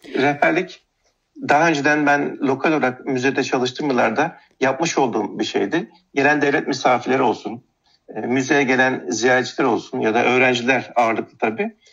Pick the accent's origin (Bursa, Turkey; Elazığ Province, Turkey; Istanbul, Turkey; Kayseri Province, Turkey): Istanbul, Turkey; born or raised there